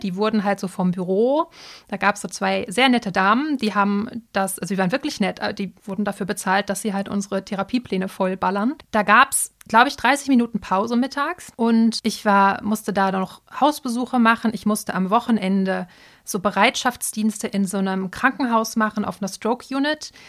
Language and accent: German; Dortmund, North Rhine-Westphalia, Germany; also born or lived in Cologne; wollte ich aber wieder zurück in meine Heimat, also nach Dortmund